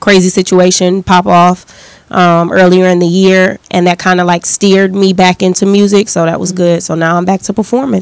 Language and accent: English; Detroit, Michigan, United States; I'm from Detroit